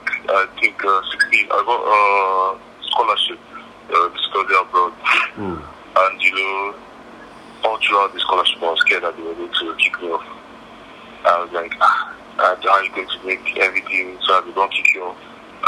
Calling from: Port Harcourt, Rivers State, Nigeria; I'm calling from Port Harcourt.

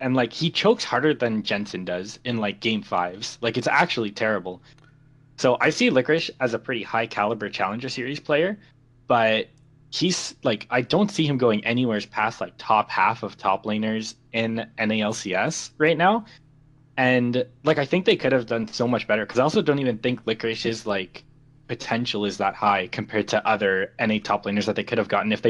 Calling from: Nova Scotia, Canada; I'm calling from Nova Scotia, Canada.

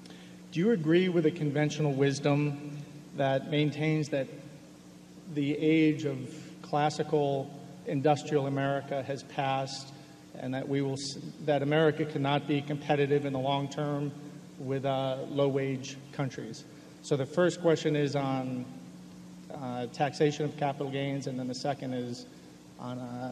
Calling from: Hanover, New Hampshire, United States; I'm here today from Hanover, New Hampshire.

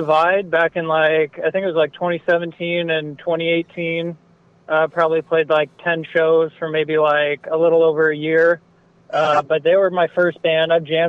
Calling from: Santa Barbara, California, United States; I'm calling from Santa Barbara

